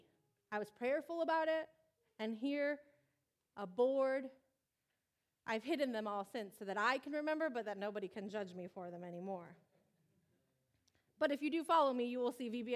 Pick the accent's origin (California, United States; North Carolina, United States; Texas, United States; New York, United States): California, United States; Riverside; also born or lived in Michigan / San Diego; a California girl in the Midwest who has never been comfortable in degrees under 80 since I grew up in Riverside